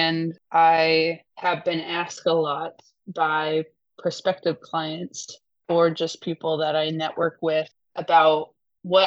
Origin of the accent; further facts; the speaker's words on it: Indianapolis, Indiana, United States; I grew up in Indianapolis, Indiana, as a big sister of quadruplet siblings